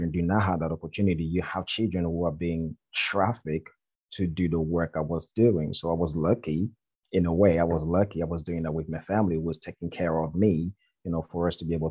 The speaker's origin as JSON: {"language": "English", "country": "Côte d’Ivoire", "tie": "born or raised there", "moved": "yes", "lives_now": "United Kingdom", "said": "I'm from the Ivory Coast. There is a little village called Akupe in West Africa, in a country called Ivory Coast. So I grew up there."}